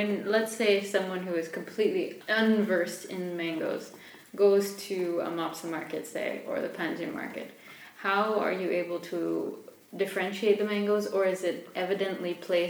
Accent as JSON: {"language": "English", "country": "Canada", "tie": "born or raised there", "said": "growing up in Canada"}